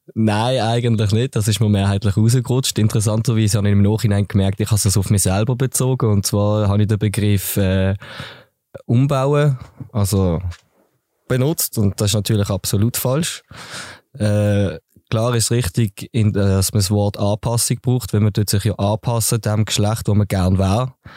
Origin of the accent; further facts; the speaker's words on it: Basel, Basel-Stadt, Switzerland; now in Dietikon, Switzerland; Ich bin gebürtiger Basel-Städter, wohne zurzeit in Dietikon